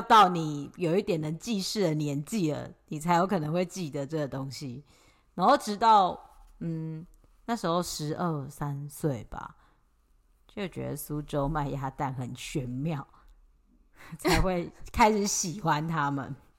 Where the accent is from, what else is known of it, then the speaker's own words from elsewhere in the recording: Taipei, Taiwan; 我那时候小时候住在台北